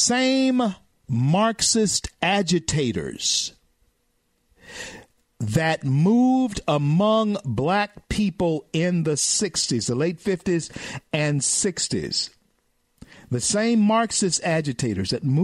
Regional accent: the South, United States; I'm a Southerner, okay, and I educate my people in the South

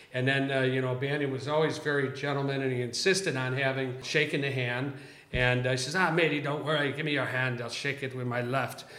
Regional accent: Chicago, Illinois, United States; now in Southern California, United States; as a kid growing up in Chicago.

